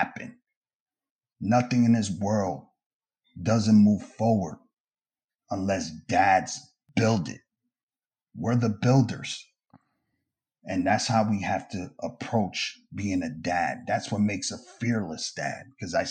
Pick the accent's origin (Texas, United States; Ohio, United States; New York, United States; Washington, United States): New York, United States; New York City; I grew up in New York City housing out in Brooklyn in the 80s and 90s